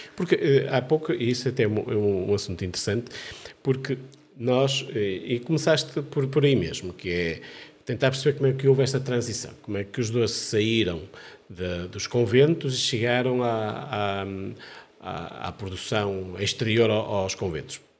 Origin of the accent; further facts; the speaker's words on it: Amarante, Norte, Portugal; da minha terra natal, de Amarante